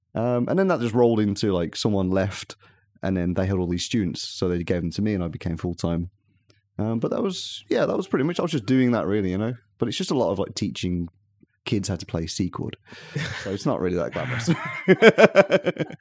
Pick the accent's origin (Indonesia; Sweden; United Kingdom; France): United Kingdom; moved away as an adult; now in Tokyo, Japan; I'm a British man.